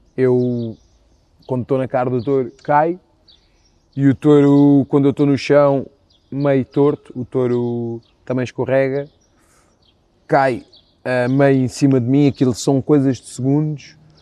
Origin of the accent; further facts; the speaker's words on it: Moita, Setúbal, Portugal; do grupo Focados do Presidente da Moita, uh, que é o grupo da minha terra